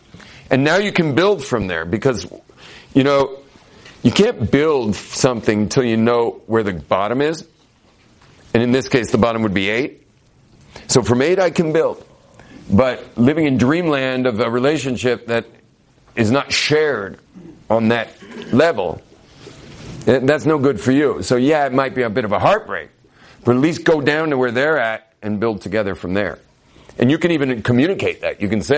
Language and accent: English; California, United States; but I'm Californian, man. Like, we just say it all.